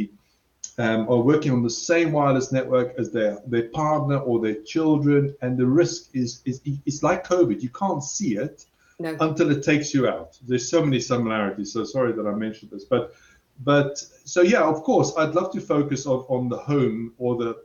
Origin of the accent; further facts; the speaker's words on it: South Africa; I'm South African, so I'm very direct